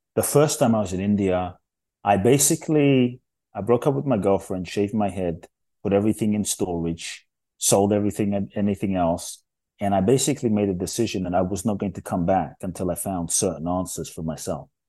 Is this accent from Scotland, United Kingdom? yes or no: no; London, United Kingdom; also born or lived in Ghana / Los Angeles; now in United States; I grew up in London, and so I live in the U S now.